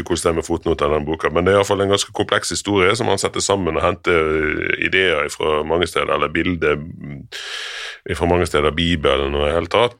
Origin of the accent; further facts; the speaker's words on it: Norway; Vi som nordmenn